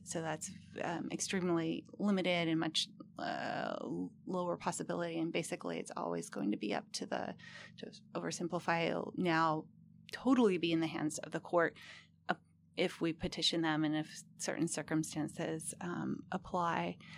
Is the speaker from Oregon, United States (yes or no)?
no; Humboldt County, California, United States; I'm actually from Humboldt County